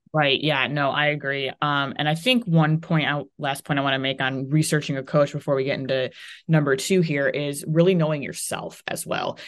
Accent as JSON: {"language": "English", "region": "Ohio", "country": "United States", "also_born_or_lived": "Florida", "moved": "as an adult", "said": "I was from Ohio"}